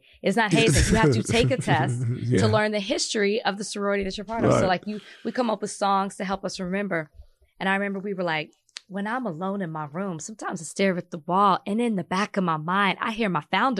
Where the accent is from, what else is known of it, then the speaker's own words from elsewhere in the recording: Texas, United States; I'm from Texas. We used to freestyle all the time.